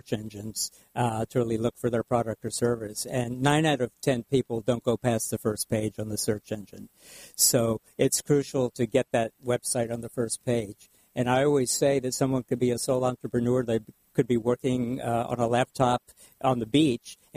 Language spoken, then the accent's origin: English; Houston, Texas, United States; moved away as an adult; now in Orange County, United States; I grew up in Houston